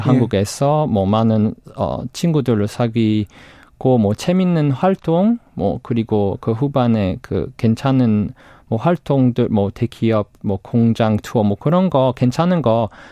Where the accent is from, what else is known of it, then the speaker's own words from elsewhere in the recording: United Kingdom; Korean is a second language; now in South Korea; 영국에서 왔어요